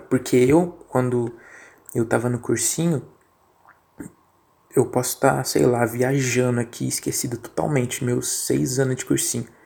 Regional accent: São Paulo, Brazil; Eu sou de São é... Paulo, irmão.

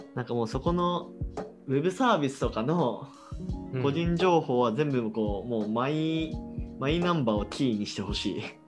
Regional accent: Hiroshima, Japan; now in Nakano, Tokyo, Japan; 俺の地元ひろ、広島県だけど

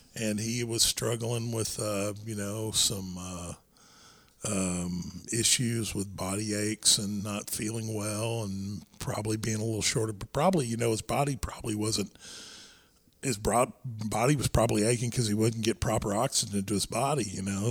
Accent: Irving, Texas, United States; we grew up in Irving, uh, Texas

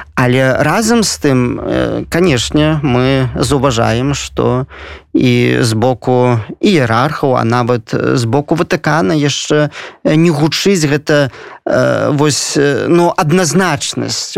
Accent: Belarus; я заўсёды ганаруся что я беларус

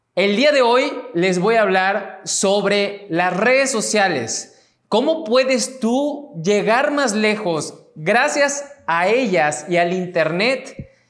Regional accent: Mexico; mexicano, emprendedor y empresario

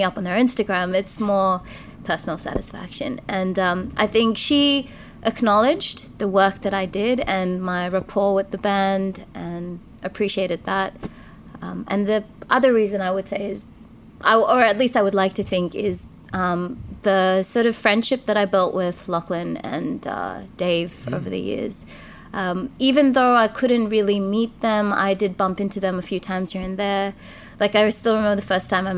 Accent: Tamil Nadu, India; also born or lived in Sydney, Australia; now in Australia; I'm from Tamil Nadu, and we're like super conservative and super traditional

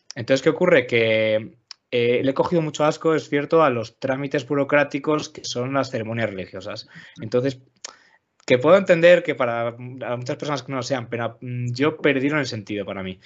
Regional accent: León, Castile and León, Spain; also born or lived in Asturias; nací en León y soy de León

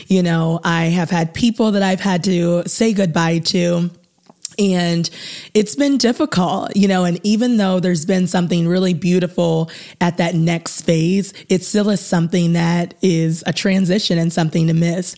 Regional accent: North Canton, Ohio, United States; also born or lived in Muncie, Indiana; I am from the North Canton, Ohio area

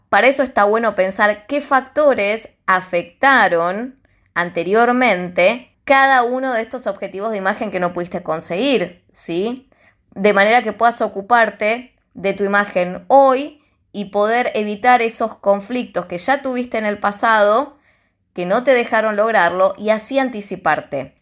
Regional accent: Argentina; soy de Argentina

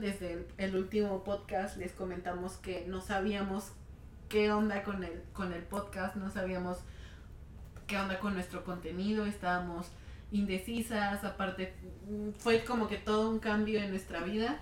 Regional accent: Mexico; moved away

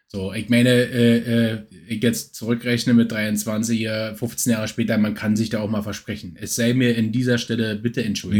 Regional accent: Berlin commuter belt, Brandenburg, Germany; viele, die, die, äh, meinen Dialekt jetzt, äh, nicht erkennen, die wissen natürlich nicht, dass ich aus dem Speckgürtelbereich von Berlin komme

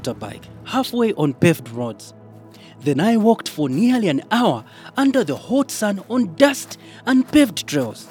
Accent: Eastern DRC, DR Congo; I come from Eastern DRC

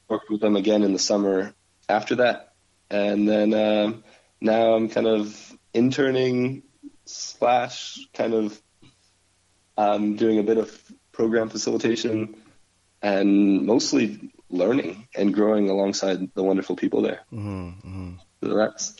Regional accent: St. Thomas, Ontario, Canada; moved away as an adult; now in Waterloo, Canada; I'm not from here. I'm from St. Thomas. I'm I came to Waterloo to do school at Laurier

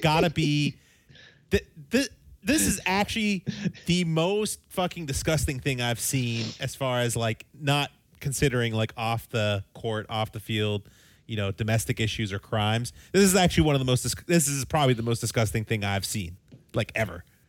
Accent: United States; we're American

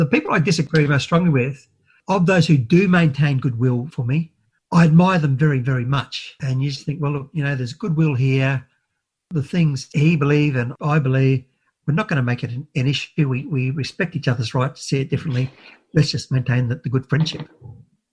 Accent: Brisbane, Queensland, Australia; I was raised in Brisbane.

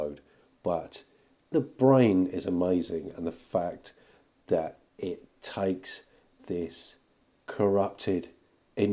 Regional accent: United Kingdom; being British

